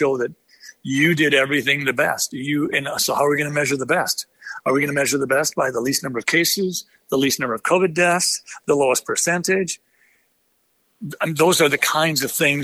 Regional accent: United States; as an American

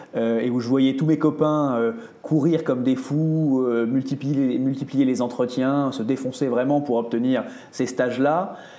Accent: Île d'Oléron, Charente-Maritime, Nouvelle-Aquitaine, France; now in Paris, France; je suis provincial, je viens de Charente-Maritime, tu vois, j'ai grandi dans l'île d'Oléron

